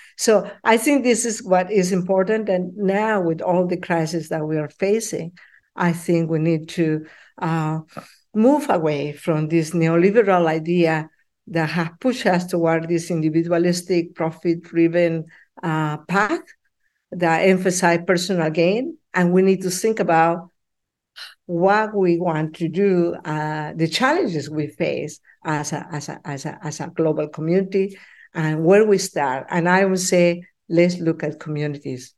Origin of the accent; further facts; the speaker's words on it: Peru; now in Ottawa, Canada; I'm from Peru